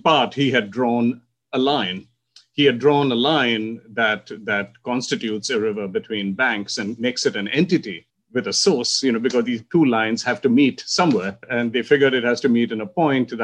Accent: India; And that's how I grew up in India, in a monsoon world

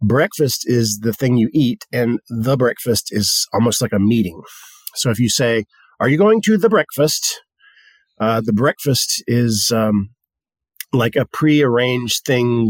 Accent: the South, United States; We come from the South, and the South is historically an agricultural region.

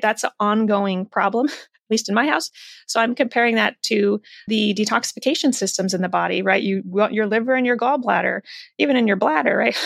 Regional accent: Iowa, United States; I was raised in the Midwest in Iowa

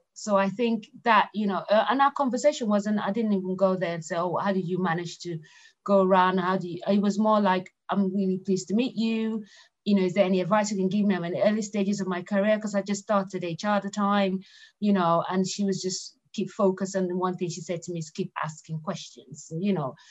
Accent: Lagos, Nigeria; moved away as an adult; now in United Kingdom; I grew up in Lagos, Nigeria. So, you know, um, and I only moved to the UK 20 years ago

